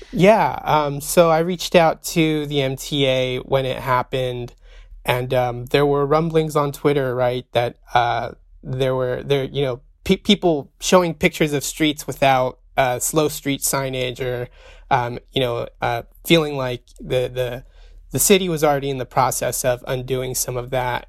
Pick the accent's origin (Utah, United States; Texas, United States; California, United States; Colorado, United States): California, United States; Central Valley; also born or lived in Arizona; I was born in the Central Valley, raised in the Central Valley